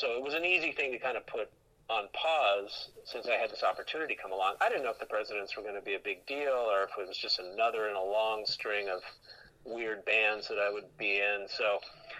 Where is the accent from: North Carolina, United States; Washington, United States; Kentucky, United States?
Washington, United States; Seattle; moved away as an adult; also born or lived in Boston / Los Angeles; I'm from Seattle